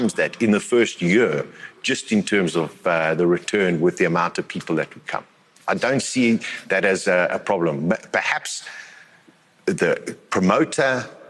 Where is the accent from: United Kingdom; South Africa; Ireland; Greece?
South Africa; we as South Africans